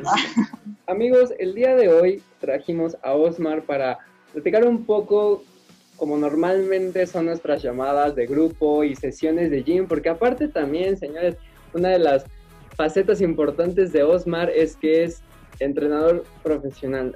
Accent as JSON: {"language": "Spanish", "country": "Mexico", "said": "como buen mexicano"}